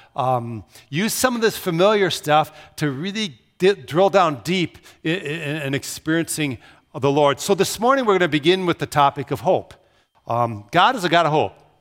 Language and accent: English; Brooklyn Park, Minnesota, United States; moved away as an adult; also born or lived in Pella, Iowa; Growing up in Brooklyn Park, I didn't know who lived two houses away from me